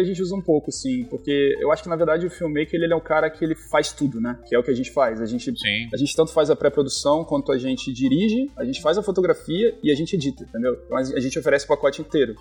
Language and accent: Portuguese; Rio de Janeiro, Brazil; moved away as an adult; now in Sydney, Australia; eu sou do Rio